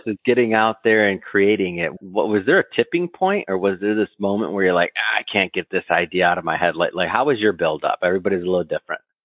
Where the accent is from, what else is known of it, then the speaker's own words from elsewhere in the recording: Michigan, United States; moved away as an adult; also born or lived in Scottsdale, Arizona; I'm from Michigan originally